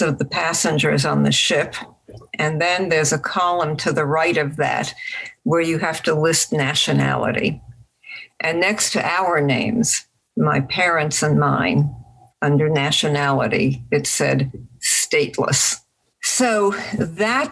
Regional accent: Budapest, Hungary; in Budapest. I was born in Pest

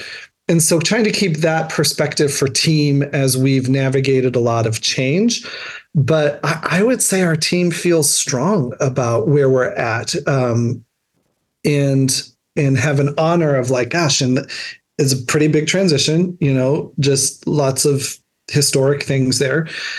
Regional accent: New Hampshire, United States; I came from New Hampshire.

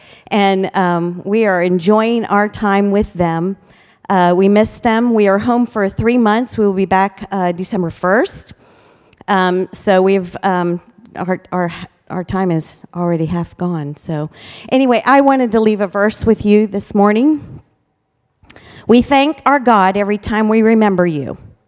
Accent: Ghana; also born or lived in Cameroon / Botswana; Like I said, I was raised in Ghana, West Africa. And then the Lord placed a missionary call on Pat and my life. And we went to Africa first. We were there for 18 years in Cameroon and Botswana.

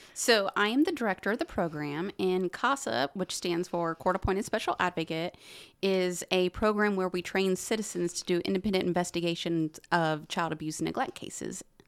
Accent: Muncie, Indiana, United States; I am from Muncie, born and raised

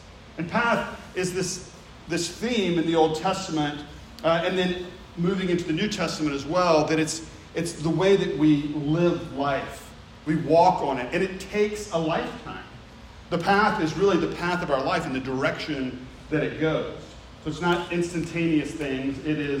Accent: the South, United States; accent: Southern; I grew up in the South. I still have some of the Southern accent. It's not gone altogether.

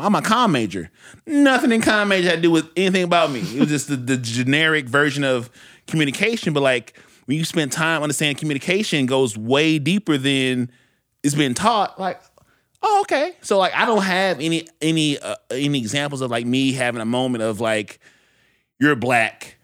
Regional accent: St. Louis, Missouri, United States; I was raised in Central West End

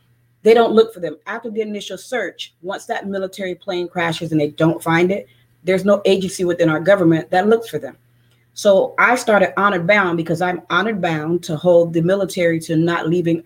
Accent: Tampa, Florida, United States; I'm from Tampa, Florida

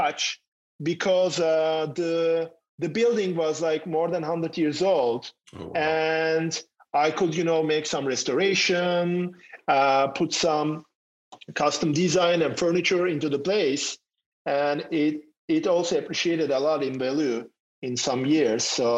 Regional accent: Istanbul, Turkey; moved away as an adult; also born or lived in Germany / France / Los Angeles, California; now in Austin, United States; Originally, I'm from Turkey. Istanbul is my hometown

